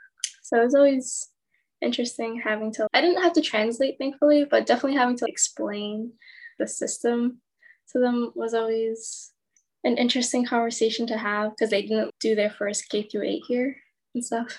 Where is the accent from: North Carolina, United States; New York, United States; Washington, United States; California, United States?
New York, United States; New York City; I was born and raised in New York, floated between Queens and Brooklyn mainly. And then my family, they immigrated here. So my mother is from the Philippines and she grew up there for 8 years and they came over. My dad grew up at the time Soviet Union.